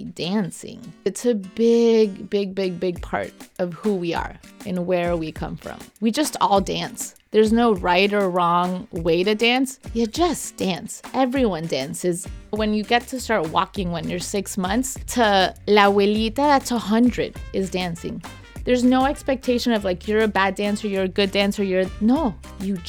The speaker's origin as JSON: {"language": "English", "town": "Miami", "region": "Florida", "country": "United States", "tie": "born or raised there", "also_born_or_lived": "Venezuela", "said": "I was born in Venezuela. I was raised in Miami and Venezuela"}